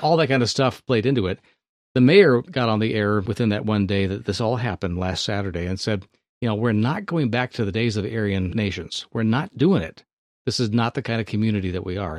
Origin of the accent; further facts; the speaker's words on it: Thousand Oaks, California, United States; born or raised there